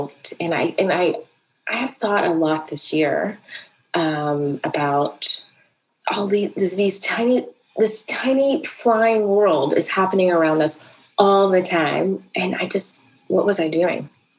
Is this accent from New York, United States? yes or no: no; Atlanta, Georgia, United States; born there; I was born in Atlanta on the day that the first child went missing in Atlanta.